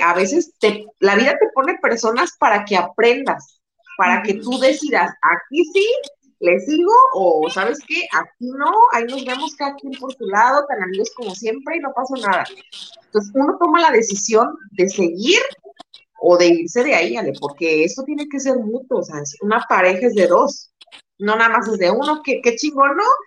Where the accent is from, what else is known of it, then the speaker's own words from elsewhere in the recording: Guadalajara, Jalisco, Mexico; moved away as an adult; now in Tijuana, Mexico; somos tapatías, somos de Guadalajara, pero en este momento yo estoy radicando en Tijuana